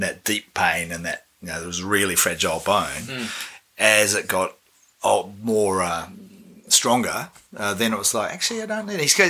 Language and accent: English; Australia; also born or lived in New Zealand; now in Wellington, New Zealand; I am Australian living in New Zealand